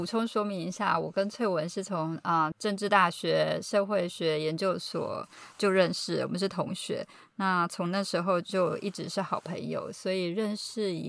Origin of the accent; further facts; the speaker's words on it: Taiwan; moved away as an adult; also born or lived in California; now in Boston, United States; 然后我从小呢就是在台湾长大求学，那之前啊曾经居住在加州五年，也有在加州念书。那现在呢就是居住在美国东岸的波士顿。